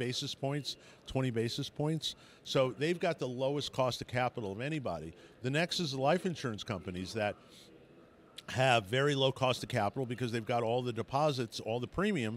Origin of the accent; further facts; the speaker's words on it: Colorado, United States; I'm from Colorado